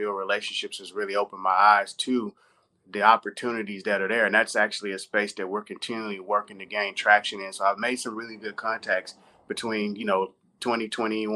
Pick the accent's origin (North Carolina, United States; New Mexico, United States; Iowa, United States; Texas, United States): Texas, United States; Houston; now in Beverly Hills, United States; I'm actually from Houston, Texas, which is where I was born and raised.